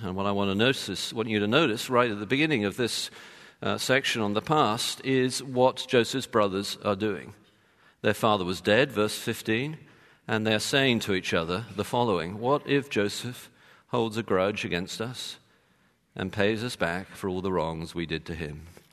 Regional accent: London, United Kingdom; moved away; I'm from London

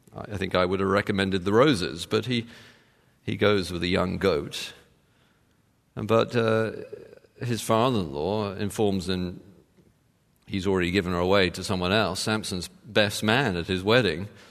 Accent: United Kingdom; moved away; being British

